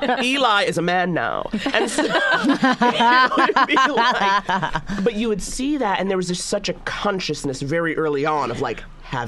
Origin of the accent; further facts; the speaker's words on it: New York, United States; I went to school in the Upper East Side, and I learned very quickly, you know, like, you know, I'm from Harlem, but I'm from original Harlem, not the Red Rooster you think of now.